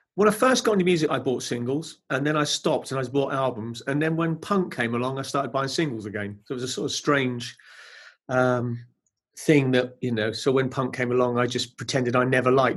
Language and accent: English; Brighton, South East England, United Kingdom; I was brought up in Brighton, so I had a bohemian-type sort of environment. I was living in Brighton.